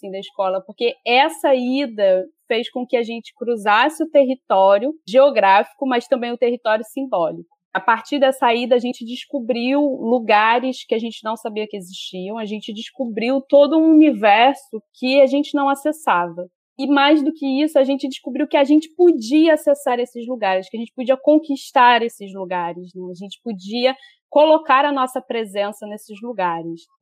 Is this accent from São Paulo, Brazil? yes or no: no; Rio de Janeiro, Brazil; Eu sou nascida e criada na Baixada Fluminense e eu estudei na FAITEC da Baixada Fluminense.